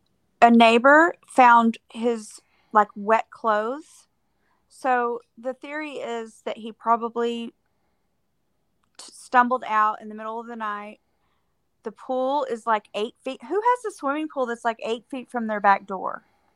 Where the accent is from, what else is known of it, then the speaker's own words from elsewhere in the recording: Texas, United States; I am